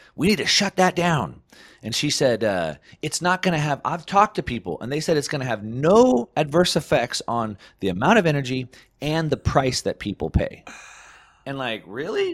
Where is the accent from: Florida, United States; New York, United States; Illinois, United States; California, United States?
California, United States; I come from California